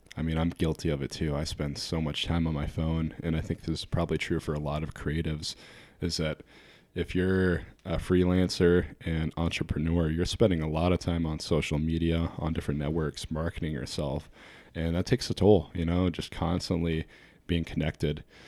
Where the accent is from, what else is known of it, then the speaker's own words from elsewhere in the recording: New Hampshire, United States; I grew up actually in New Hampshire, but I spent almost every summer of my life, um, on Lake Michigan.